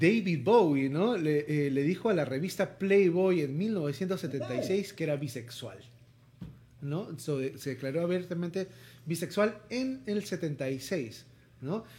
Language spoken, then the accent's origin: Spanish; Lima, Peru; sobre todo en sociedades como las limeñas, donde todavía somos muy conservadores